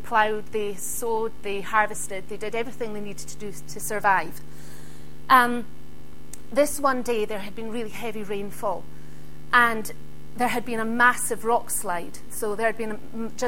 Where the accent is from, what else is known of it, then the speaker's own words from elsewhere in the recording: Isle of Skye, Scotland, United Kingdom; I come from the Isle of Skye